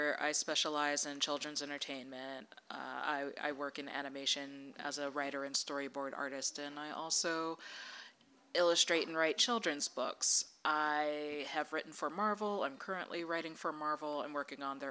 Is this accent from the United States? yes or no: yes; Maryland, United States; moved away; I grew up in Maryland